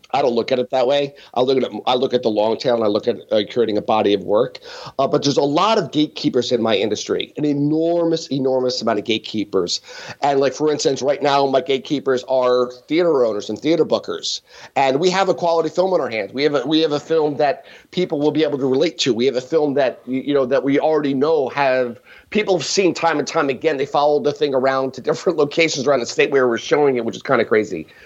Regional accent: Allentown, Pennsylvania, United States; born or raised there

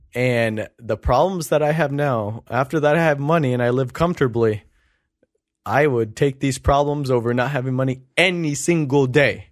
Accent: Long Beach, California, United States; we grew up in North Long Beach. I grew up right in front of Jordan High School.

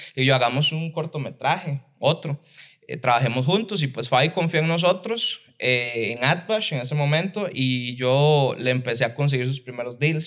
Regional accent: Liberia, Guanacaste, Costa Rica; yo soy de Liberia, de Guanacaste

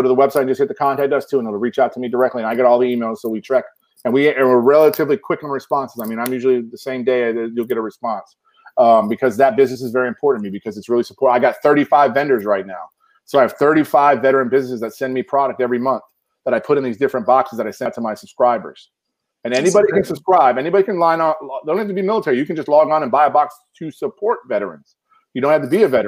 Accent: Chicago, Illinois, United States; now in Texas, United States; I'm from Illinois. I was born in Chicago

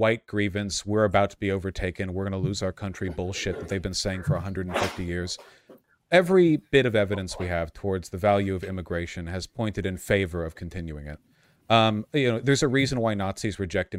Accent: United States; I am American

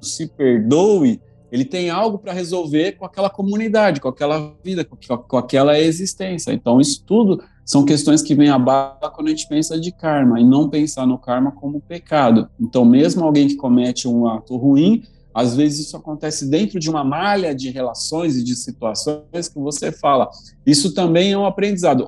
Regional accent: Brazil; se eu não houvesse nascido no Brasil

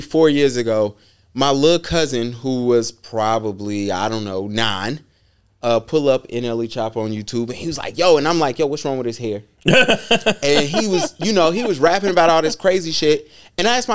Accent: North Carolina, United States; I'm from North Carolina

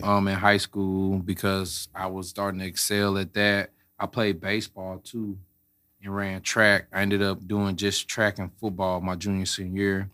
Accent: St. Louis, Missouri, United States; I'm from Saint Louis, born and raised, Florissant, grew up

